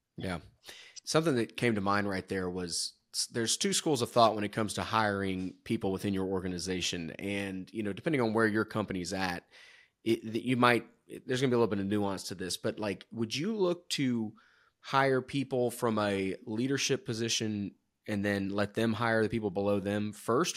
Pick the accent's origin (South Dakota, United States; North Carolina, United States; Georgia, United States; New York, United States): Georgia, United States; moved away; I'm from Georgia originally